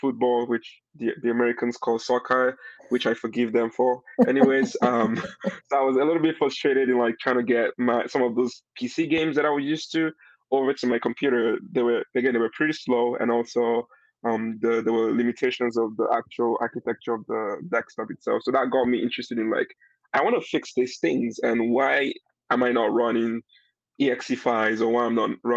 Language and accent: English; Nigeria; now in London, United Kingdom; I'm Nigerian. I'm from Nigeria